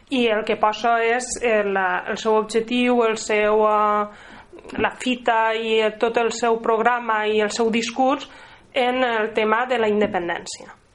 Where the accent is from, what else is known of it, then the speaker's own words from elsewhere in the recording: Catalonia, Spain; Perquè soc catalana eh, i no puc viure sotmesa eternament a un estat que me resulta estrany completament